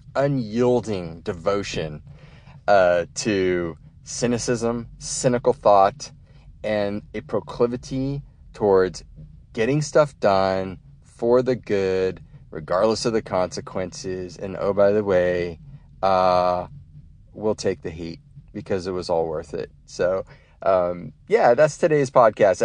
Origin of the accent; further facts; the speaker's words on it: United States; an American who has, uh, you know, gone overseas